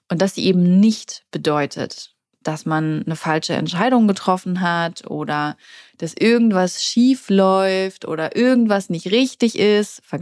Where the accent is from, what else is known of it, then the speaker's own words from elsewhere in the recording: Hamburg, Germany; moved away as an adult; als ich damals aus Hamburg, also als ich damals aus meiner Heimatstadt weggegangen bin